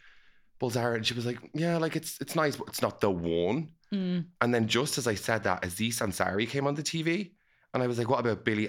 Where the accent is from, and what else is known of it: Dublin, Leinster, Ireland